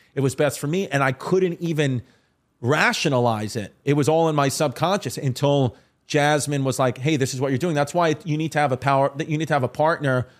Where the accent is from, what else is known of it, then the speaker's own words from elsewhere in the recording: New York City, New York, United States; I'm from Staten Island.